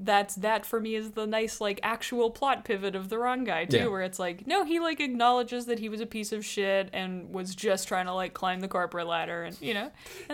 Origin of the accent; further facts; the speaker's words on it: Canada; we're Canadian